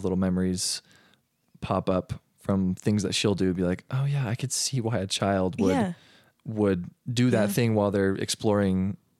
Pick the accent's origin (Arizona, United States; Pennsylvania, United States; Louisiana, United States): Arizona, United States; I grew up in Arizona.